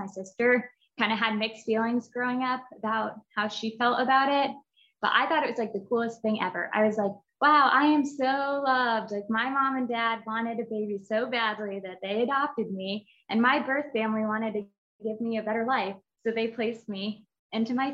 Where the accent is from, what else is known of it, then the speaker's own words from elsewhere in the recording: Indiana, United States; I was born and raised in Indiana, and I grew up with my mom and my dad and my sister